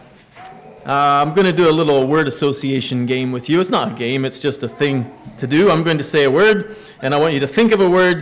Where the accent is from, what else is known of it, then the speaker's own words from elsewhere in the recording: Gap, Pennsylvania, United States; When I was growing up, I grew up in Gap. Well, Kinzers was our zip code, but I went to Mine Road.